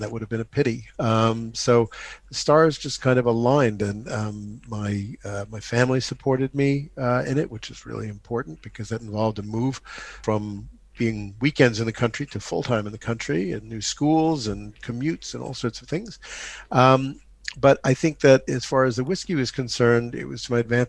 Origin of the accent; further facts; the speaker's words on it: New York City, New York, United States; moved away as an adult; also born or lived in France; now in Cotswolds, United Kingdom; 90th and Madison in Manhattan, which is where I grew up. But I grew up in New York City